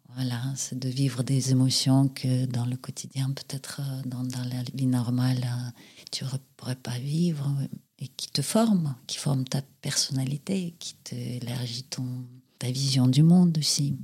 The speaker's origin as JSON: {"language": "French", "region": "Saint Petersburg", "country": "Russia", "tie": "born or raised there", "moved": "as an adult", "lives_now": "France", "said": "je suis née à Saint-Pétersbourg, à l'époque, c'était Leningrad. J'ai passé là-bas mon enfance, mon adolescence, ma jeunesse. Et puis à l'âge de 23 ans, je suis partie"}